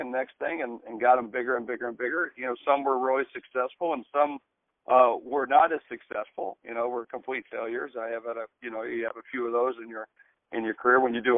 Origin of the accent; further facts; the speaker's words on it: Georgia, United States; also born or lived in West Virginia / South Dakota; So I was born in West Virginia. We lived in Georgia most of my young life. And then finally we moved to South Dakota twice. And finally I ended up going to high school in South Dakota.